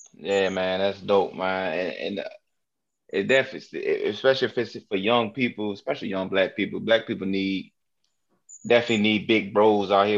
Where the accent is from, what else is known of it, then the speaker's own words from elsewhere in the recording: Newport News, Virginia, United States; I'm from Newport News, Virginia